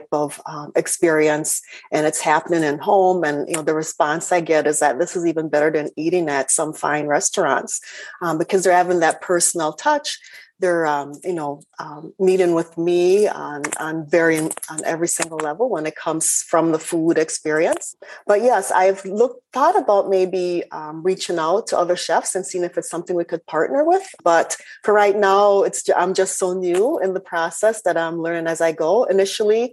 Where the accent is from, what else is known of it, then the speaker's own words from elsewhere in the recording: Minnesota, United States; accent: Minnesotan; also born or lived in Jamaica / Scandinavia / Switzerland; I'm Jamaican born, but moved to Minnesota as a young child. So I consider myself a Minnesotan